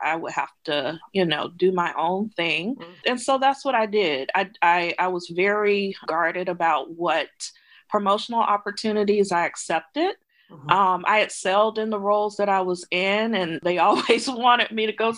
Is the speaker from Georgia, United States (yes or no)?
yes; Edison, Georgia, United States; moved away as an adult; also born or lived in Atlanta, Georgia; So I grew up in Southwest Georgia, grew up in poverty.